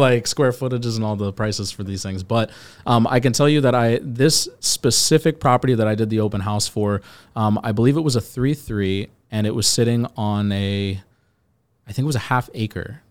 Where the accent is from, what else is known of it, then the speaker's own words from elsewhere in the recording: Virginia, United States; now in Miami, United States; I'm from Virginia